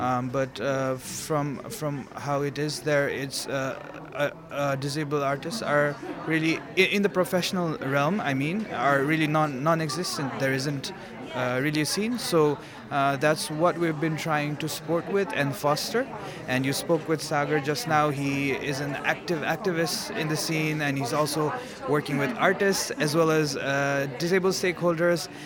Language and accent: English; Kathmandu, Bagmati, Nepal; I am from Kathmandu, Nepal